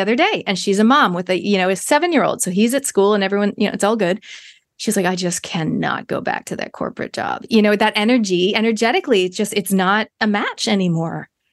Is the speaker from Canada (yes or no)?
yes; Toronto, Ontario, Canada; now in New Zealand; I grew up in Canada